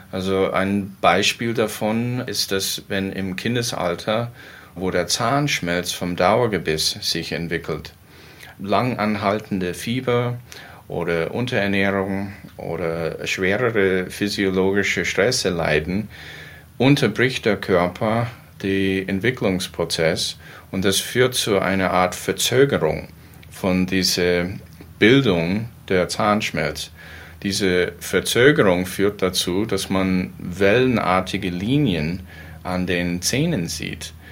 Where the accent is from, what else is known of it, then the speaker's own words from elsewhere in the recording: United States; Ich stamme persönlich aus den USA, da wo ich geboren und aufgewachsen bin.